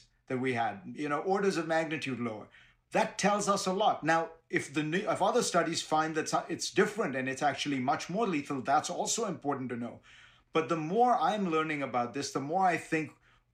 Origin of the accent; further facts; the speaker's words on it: Mumbai, Maharashtra, India; now in New York City, United States; I grew up in Bombay and now live in New York City